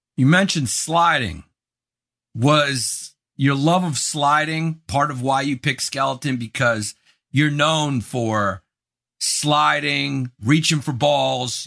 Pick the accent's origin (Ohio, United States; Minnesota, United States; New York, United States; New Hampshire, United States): New York, United States; I'm from New York.